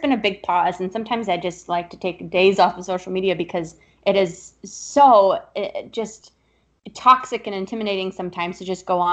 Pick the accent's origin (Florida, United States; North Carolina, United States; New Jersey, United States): Florida, United States; South; also born or lived in Upper East Side, New York; now in New York, United States; I moved to the Upper East Side like a classic New York Jew from South Florida would